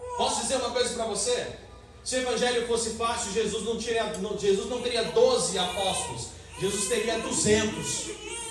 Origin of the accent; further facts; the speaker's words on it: Brazil; Queremos ser cidadãos da nossa pátria aqui na terra como brasileiros